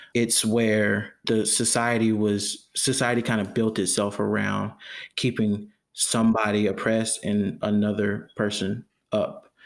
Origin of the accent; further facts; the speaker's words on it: Jonesboro, Georgia, United States; also born or lived in Riverdale, Georgia; I'm from, I'm from Georgia. I, uh, I was raised, I was born in Riverdale, raised in Jonesboro, which is right down the street